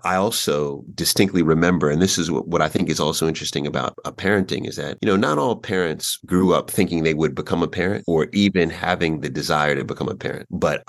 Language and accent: English; New York, United States; also born or lived in Queens, New York / Long Island, New York / Washington, D.C.; So I was born in New York and my mother's from Jamaica, from St. Anne. My father's from South Carolina, from Camden, South Carolina. We spent a lot of time in Queens, in Jamaica, Queens, in New York, you know, growing up in the early days.